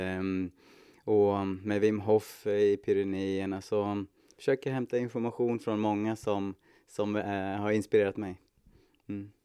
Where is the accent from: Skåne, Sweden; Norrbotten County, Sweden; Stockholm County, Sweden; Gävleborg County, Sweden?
Gävleborg County, Sweden; Hudiksvall; jag är född och uppvuxen i Hudiksvall.